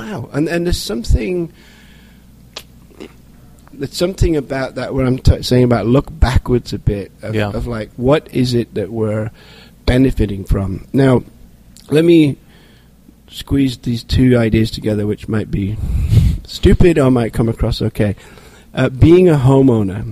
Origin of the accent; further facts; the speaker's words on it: England, United Kingdom; now in United States; as an Englishman